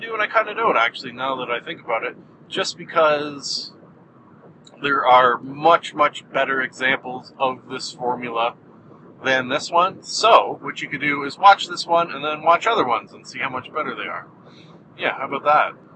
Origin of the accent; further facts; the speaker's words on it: Canada; I am Canadian